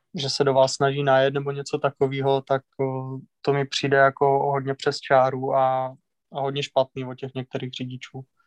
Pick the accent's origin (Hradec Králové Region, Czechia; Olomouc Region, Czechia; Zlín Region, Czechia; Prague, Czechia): Olomouc Region, Czechia; Mohelnice; jako malej, v parku v Mohelnici se vždycky každý rok pořádali pro děti, jakože závody